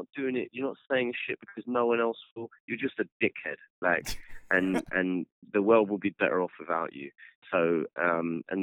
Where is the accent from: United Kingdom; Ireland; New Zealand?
United Kingdom; we're British